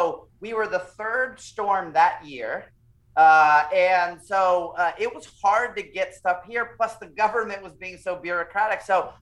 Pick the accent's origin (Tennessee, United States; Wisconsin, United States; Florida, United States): Florida, United States; also born or lived in Puerto Rico; growing up in Florida, you kind of get used to hurricanes happening